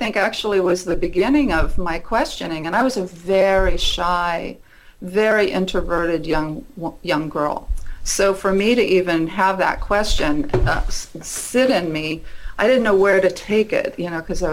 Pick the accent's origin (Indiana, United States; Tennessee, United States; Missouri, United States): Indiana, United States; Muncie; I was raised in Indiana, a little town called Muncie, Indiana